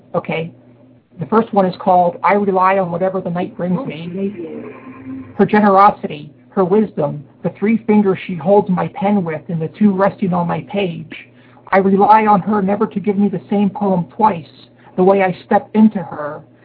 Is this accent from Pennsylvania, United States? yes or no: yes; Harrisburg, Pennsylvania, United States; now in Takoma Park, United States; I'm living in Tacoma Park, Maryland right now, but I am from Harrisburg, Pennsylvania initially.